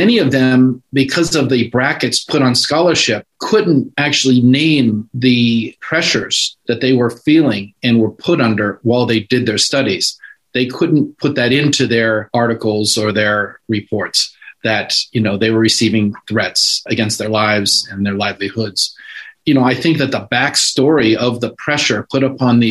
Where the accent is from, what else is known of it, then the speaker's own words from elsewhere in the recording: California, United States; I'm a Californian.